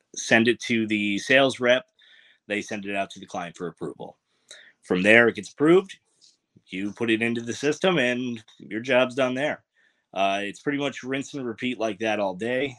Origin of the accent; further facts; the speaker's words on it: Troy, New York, United States; from Troy Lansingburg, um, if anybody is from there, uh, Corliss Park area